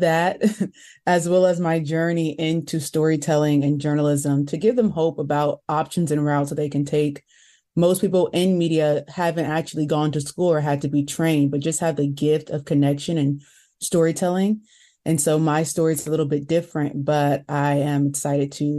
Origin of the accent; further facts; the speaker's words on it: Seattle, Washington, United States; Born and raised in Seattle, I am a sixth generation Seattleite